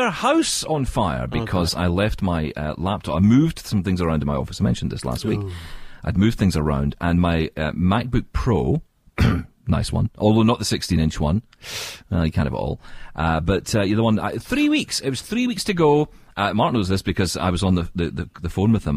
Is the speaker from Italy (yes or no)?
no; Scotland, United Kingdom; I'm from Scotland